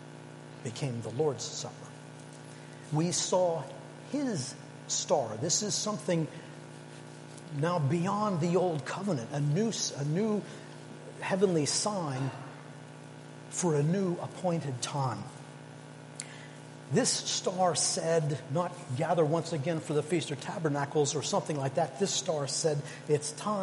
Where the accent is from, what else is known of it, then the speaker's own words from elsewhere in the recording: Canada; now in United Kingdom; I'm Canadian